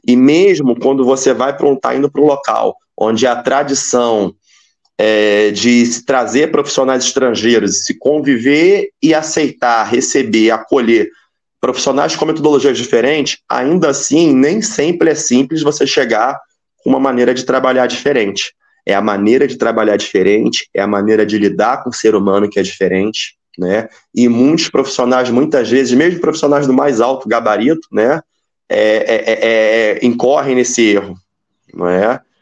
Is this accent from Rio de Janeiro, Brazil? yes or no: yes; Rio de Janeiro, Brazil; moved away as an adult; also born or lived in Espírito Santo; now in Bahrain; Eu sou do Rio de Janeiro